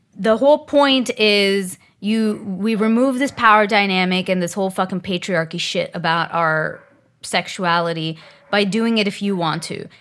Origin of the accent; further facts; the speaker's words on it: India; I'm Indian, and in the Indian community